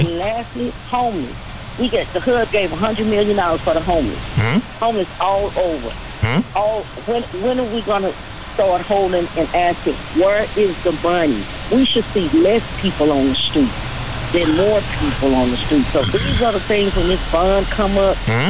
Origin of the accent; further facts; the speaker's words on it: Dallas, Texas, United States; I'm born and raised in Dallas